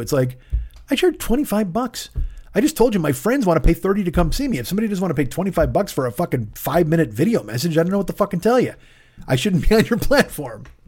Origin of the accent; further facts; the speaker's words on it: Romeoville, Illinois, United States; also born or lived in Bolingbrook / Chicago; I grew up with him in Romeoville